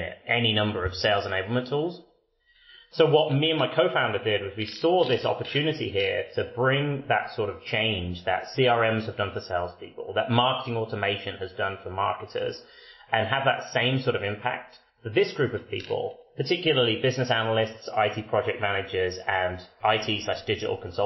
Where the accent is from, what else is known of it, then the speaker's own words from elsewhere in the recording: United Kingdom; accent: British; moved away as an adult; now in Vancouver, Canada; As a Brit